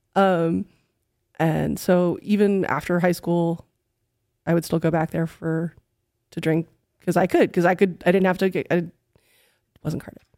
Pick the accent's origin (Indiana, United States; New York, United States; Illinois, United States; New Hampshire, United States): New York, United States; New York City; moved away as an adult; now in Texas, United States; I am from New York City